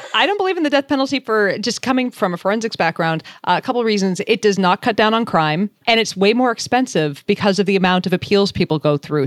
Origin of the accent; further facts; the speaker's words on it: Boston, Massachusetts, United States; moved away; I'm from Boston originally.